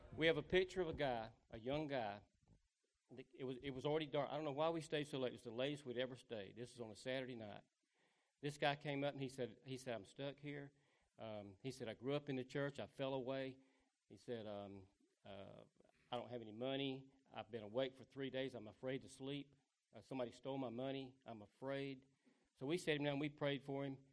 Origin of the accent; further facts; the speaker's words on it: the South, United States; I'm from the South.